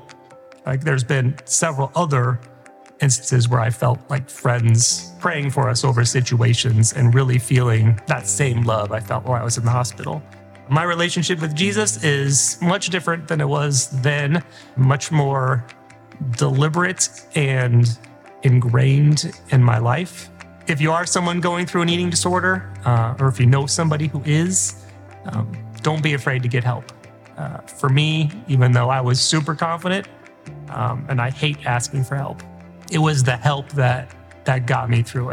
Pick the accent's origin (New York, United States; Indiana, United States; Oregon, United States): Indiana, United States; Fort Wayne; I grew up in Fort Wayne, Indiana, so not far from here